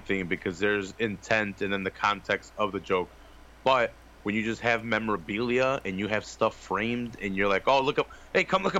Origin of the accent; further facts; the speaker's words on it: Chicago, Illinois, United States; I grew up in Chicago.